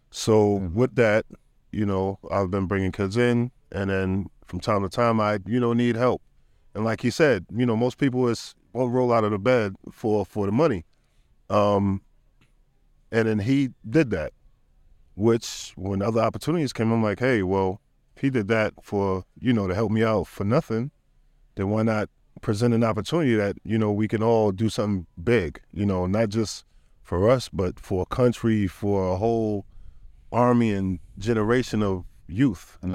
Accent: New York City, New York, United States; I'm from Jamaica, Queens, New York City

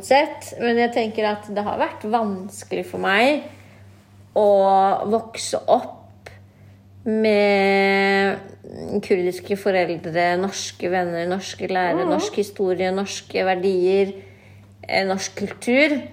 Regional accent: Norway; Jeg ser jo ikke på meg selv som norsk, selv om jeg er født og oppvokst i Norge

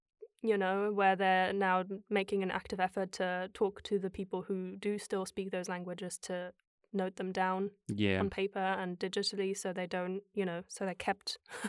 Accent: Germany; And growing up in Germany, where the performing arts aren't supported as much as they are here

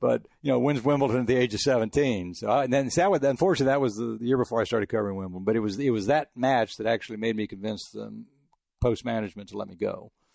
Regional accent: El Paso, Texas, United States; also born or lived in France; now in Houston, United States; I grew up in El Paso.

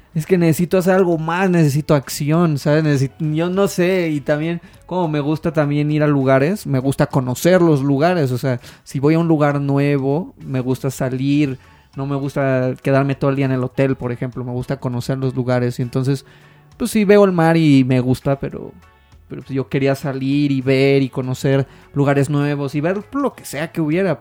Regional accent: Mexico; tú como mexicano

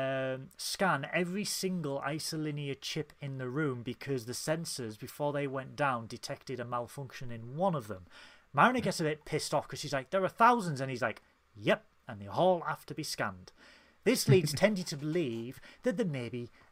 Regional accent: United Kingdom; as a British person

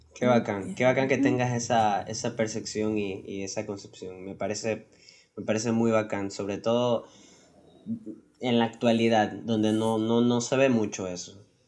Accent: Ecuador; nosotros somos de Ecuador y aquí en Ecuador

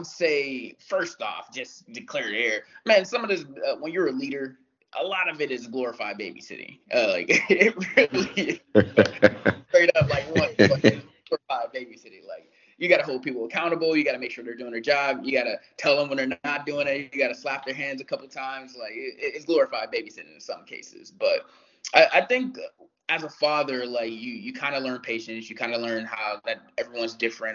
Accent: Youngstown, Ohio, United States; moved away; I grew up in Youngstown, Ohio

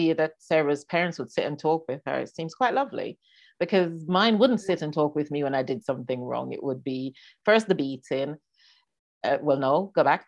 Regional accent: Jamaica; moved away; I was born and raised in Jamaica.

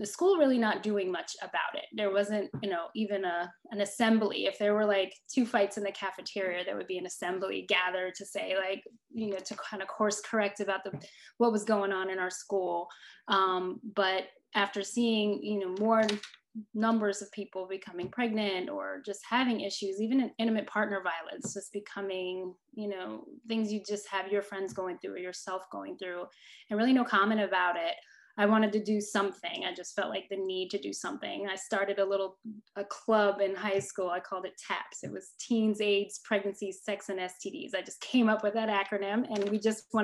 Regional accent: New Jersey, United States; moved away as an adult; also born or lived in Connecticut; now in Mississippi, United States; I'm originally from New Jersey

